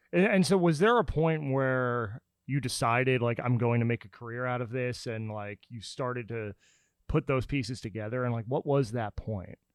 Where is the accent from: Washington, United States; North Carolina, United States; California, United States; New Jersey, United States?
New Jersey, United States; also born or lived in Pennsylvania; now in Nashville, United States; I'm from New Jersey